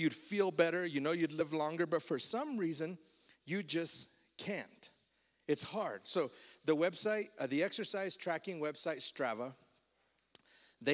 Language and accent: English; Fort Lupton, Colorado, United States; we grew up together in Fort Lupton